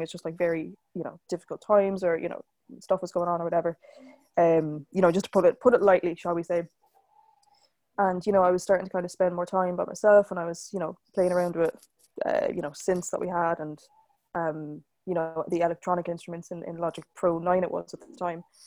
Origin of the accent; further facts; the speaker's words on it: Waterford, Munster, Ireland; I am from Waterford in Ireland